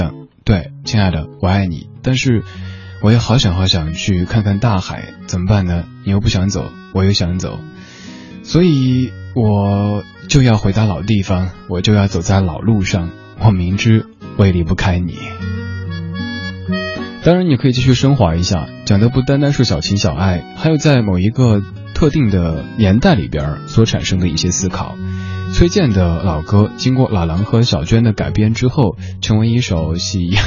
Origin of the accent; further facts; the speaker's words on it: Sichuan, China; accent: Sichuanese; 刚才我一直在用家乡话、四川话给这首歌和声